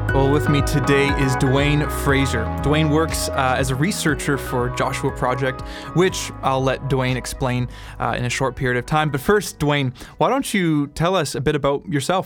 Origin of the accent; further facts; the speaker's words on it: Canada; I'm Canadian